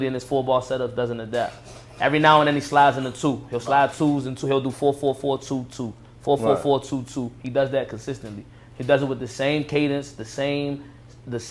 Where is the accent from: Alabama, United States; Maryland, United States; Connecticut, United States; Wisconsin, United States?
Maryland, United States; Prince George's County; I'm from Maryland, PG Maryland. County, right outside of DC